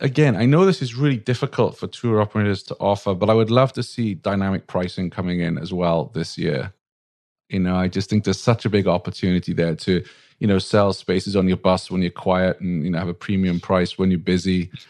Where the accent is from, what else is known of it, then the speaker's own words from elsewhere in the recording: Wales, United Kingdom; now in United States; Well, I'm a Welshman